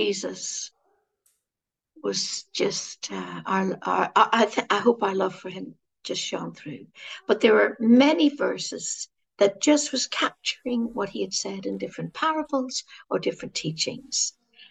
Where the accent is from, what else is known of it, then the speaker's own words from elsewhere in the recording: Ireland; Now, you know, being Irish, he's our patron saint.